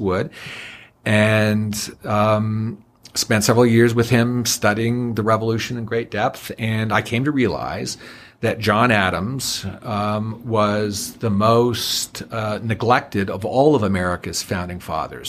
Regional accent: Niagara Falls, Ontario, Canada; I was born and raised in the honeymoon capital of the world, Niagara Falls

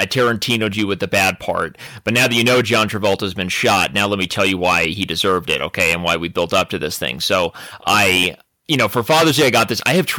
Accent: Arizona, United States; moved away; I'm from Arizona

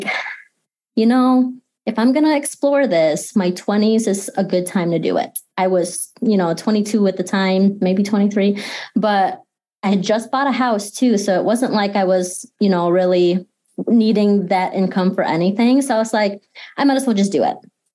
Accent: Grand Rapids, Michigan, United States; also born or lived in Philippines; I am based here in Grand Rapids. I've been here pretty much my entire life. I was born in the Philippines and I lived there for the first 5-6 years of my life before we moved here

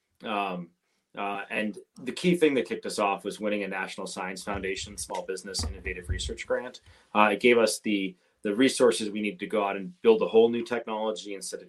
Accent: Bay Area, California, United States; I grew up in the Bay Area in California

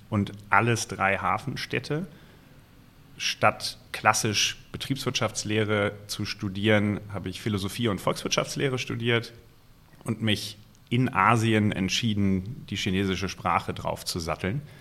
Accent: Hesse, Germany; Ich bin in der Nähe von Frankfurt aufgewachsen. Der Main diente nicht unbedingt als Inspirationsquelle.

